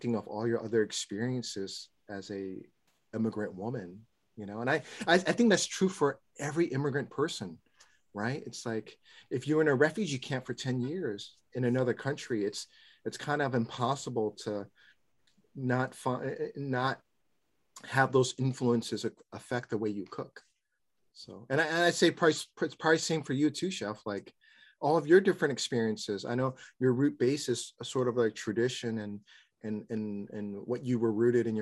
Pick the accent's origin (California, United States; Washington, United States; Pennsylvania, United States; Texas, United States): California, United States; Oakland; I grew up in West Oakland in a food insecure community and food insecure home